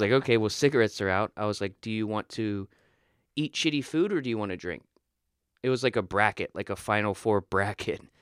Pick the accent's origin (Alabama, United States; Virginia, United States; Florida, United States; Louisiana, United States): Florida, United States; moved away; I'm a dude from Florida.